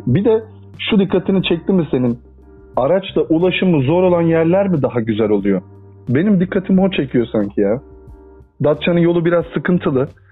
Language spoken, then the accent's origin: Turkish; İzmir, Turkey; also born or lived in Adana; now in Istanbul, Turkey; ben zaten İzmir'de doğdum. Hayatımın belli bir kısmı da İzmir'de geçti